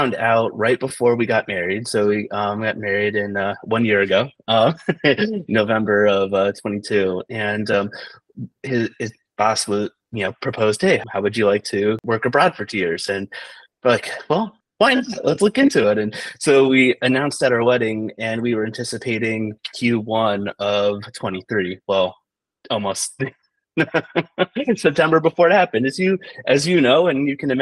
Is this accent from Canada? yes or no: no; Canton, Ohio, United States; moved away as an adult; also born or lived in Akron, Ohio / Georgia; now in Milan, Italy; We both grew up in Ohio.